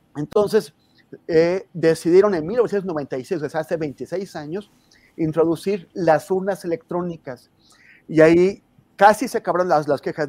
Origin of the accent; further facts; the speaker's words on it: Mexico; como mexicano